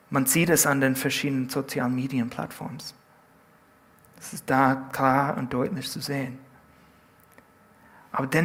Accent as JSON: {"language": "German", "region": "California", "country": "United States", "said": "In Südkalifornien, wo ich herkomme, gibt es Leute, die behaupten, Surfer zu sein."}